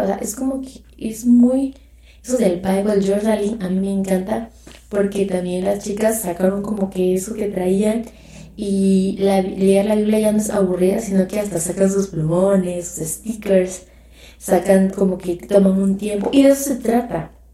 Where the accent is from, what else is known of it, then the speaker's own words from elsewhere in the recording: Mexico; yo soy mexicana